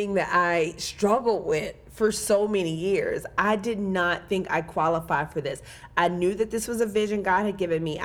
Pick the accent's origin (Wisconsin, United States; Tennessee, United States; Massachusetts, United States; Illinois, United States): Tennessee, United States; Memphis; I'm from Memphis.